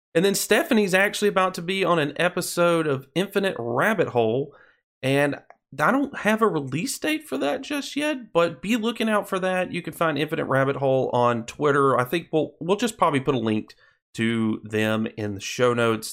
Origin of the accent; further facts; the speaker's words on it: Alabama, United States; my home state of Alabama.